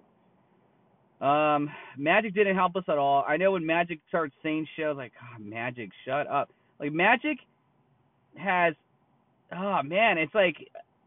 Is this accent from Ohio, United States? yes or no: no; California, United States; I'm from California. I live in California.